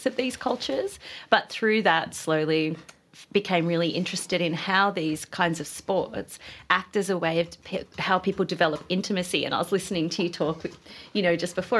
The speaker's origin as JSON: {"language": "English", "town": "Byron Bay", "region": "New South Wales", "country": "Australia", "said": "I'm from Byron Bay"}